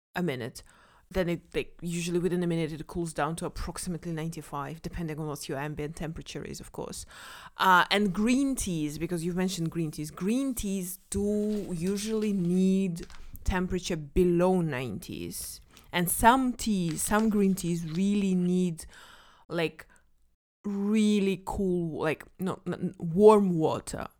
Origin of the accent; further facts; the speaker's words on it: Kazakhstan; moved away; I'm from Kazakhstan. Of course, I drink tea. Like in Kazakhstan, we drink tea three times a day